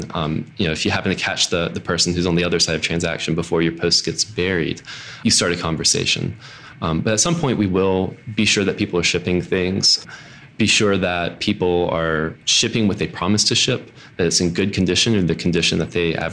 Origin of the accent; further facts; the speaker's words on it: Mississippi, United States; moved away as an adult; also born or lived in Alabama; now in Annapolis, United States; I'm from Mississippi.